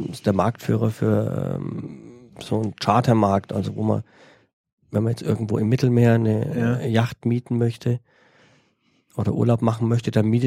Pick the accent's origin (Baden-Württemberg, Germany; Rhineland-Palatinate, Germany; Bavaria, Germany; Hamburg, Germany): Bavaria, Germany; aus äh, meiner Heimat in ah, Franke ah, ah, quasi.